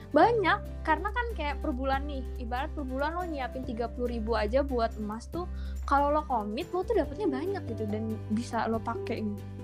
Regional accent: Bekasi, West Java, Indonesia; now in Bandung, Indonesia; rantau nah, dari Bekasi ke

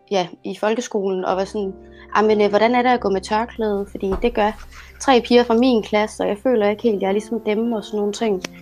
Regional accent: Egypt; now in Denmark; Jo, øh, jamen øh, jeg er fra Ægypten. Øh, kommer fra ja, en familie, som øh, har haft selv krise med at finde ud af religion og kultur.

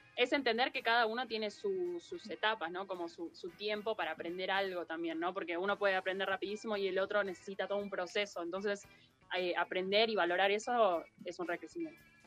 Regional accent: Buenos Aires, Argentina; A los porteños que venimos de Buenos Aires sale más caro

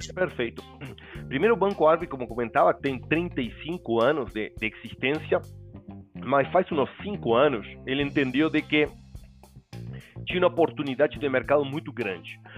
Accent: Uruguay; Portuguese is a second language; moved away as an adult; now in Brazil; Eu sou uruguaio, mas morando no Brasil e casado com brasileira, filha brasileira desde 1999

